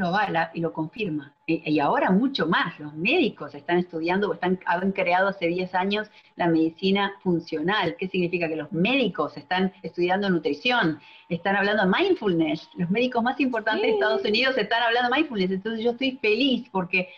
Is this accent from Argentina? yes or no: yes; Argentina; moved away as an adult; now in Miami, United States; soy de Argentina, pero vivo en Miami hace 17 años